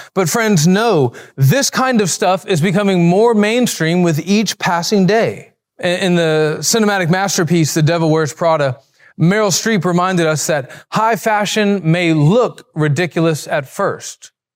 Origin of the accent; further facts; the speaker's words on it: Alabama, United States; I'm from Alabama. We talk like that.